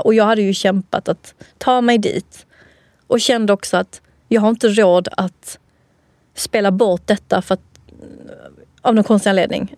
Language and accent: Swedish; Helsingborg, Skåne, Sweden; accent: skånska; jag är från Skåne, Helsingborg